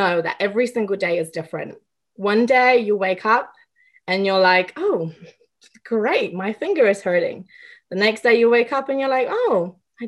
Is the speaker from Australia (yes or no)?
no; England, United Kingdom; I grew up in England